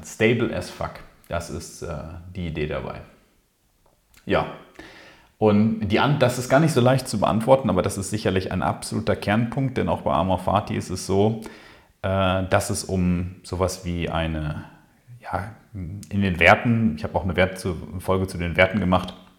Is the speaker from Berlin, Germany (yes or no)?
no; Ruhr area, North Rhine-Westphalia, Germany; hier bei uns im Ruhrpott